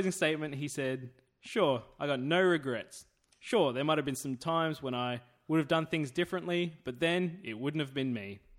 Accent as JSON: {"language": "English", "country": "Australia", "said": "I'm the Australian asshole."}